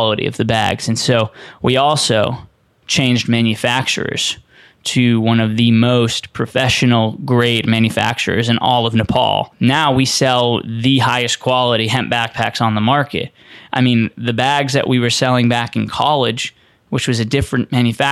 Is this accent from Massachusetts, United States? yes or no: yes; Boston, Massachusetts, United States; growing up in Boston